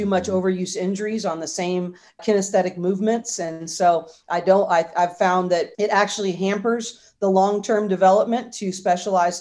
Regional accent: Bay Area, California, United States; I grew up in the Bay Area

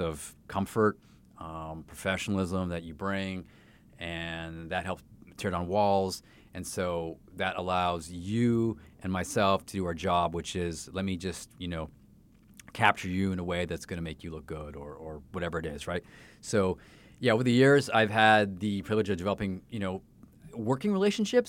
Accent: Canada; now in Saint Louis, United States; that was my sport growing up in Canada

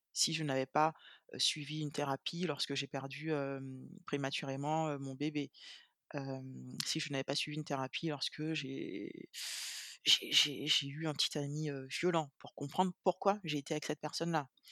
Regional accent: Guadeloupe; je suis guadeloupéenne

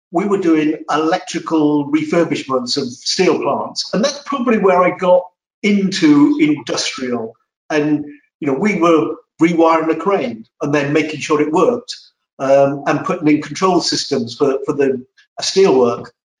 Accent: Wales, United Kingdom; moved away as an adult; also born or lived in London; now in United States; I was born in Wales and lived there for 20 odd years. And then when I first started work, I moved to London and around the London area.

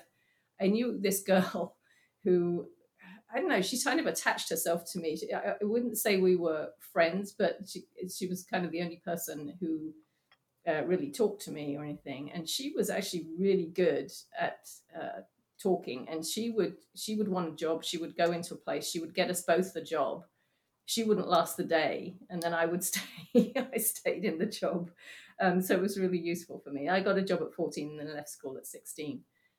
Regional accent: England, United Kingdom; also born or lived in Singapore; So I was born in Singapore. Then we moved back to England, and I think when I was 2 or 3, something like that, we went back to Singapore again for another couple of years, and then back to England again.

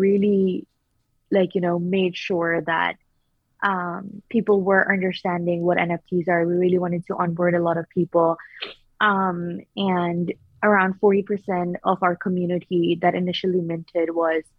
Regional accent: Pakistan; moved away; I'm originally from Pakistan

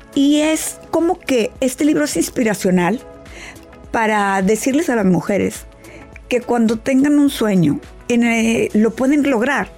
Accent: Mexico; yo que soy de México

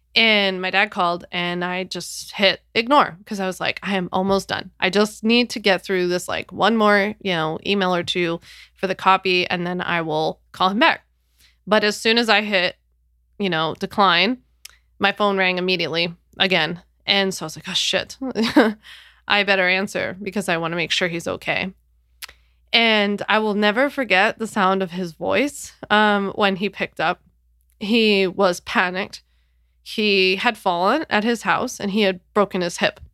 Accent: Philadelphia, Pennsylvania, United States; moved away as an adult; now in New York, United States; I'm from Philly, born and raised

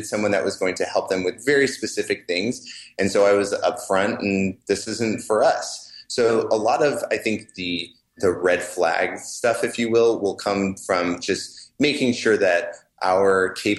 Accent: California, United States; both Colby and I grew up in California

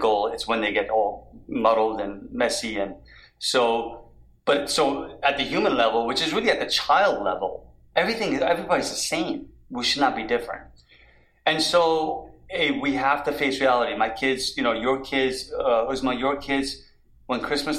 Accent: New York, United States; moved away as an adult; also born or lived in Washington, D.C.; I'm a product of growing up in New York and you know, as an adult in Washington, D.C.

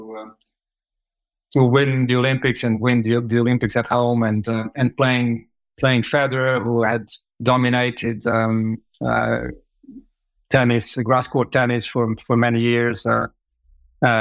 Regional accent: Lisbon, Portugal; also born or lived in Africa; I was born in Africa, brought up in Lisbon, Portugal.

